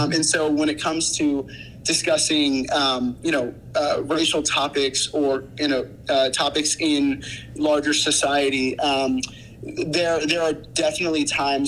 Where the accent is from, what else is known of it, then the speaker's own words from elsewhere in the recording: Dallas, Texas, United States; moved away as an adult; now in New York City, United States; growing up and being born and raised in Dallas, Texas